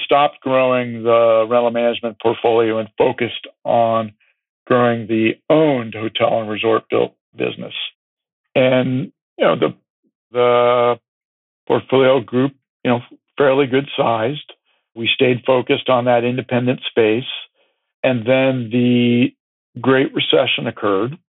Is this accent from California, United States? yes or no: yes; California, United States; growing up in California